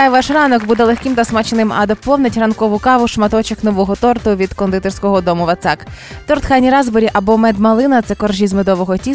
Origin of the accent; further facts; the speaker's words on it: Monastyryshche, Cherkasy Oblast, Ukraine; Монастирище, Уманський район.